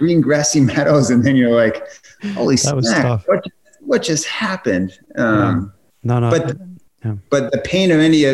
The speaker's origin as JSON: {"language": "English", "country": "United States", "tie": "born or raised there", "also_born_or_lived": "Chicago, Illinois / New England", "said": "I grew up in Chicago in the Midwest, and then grew up in New England"}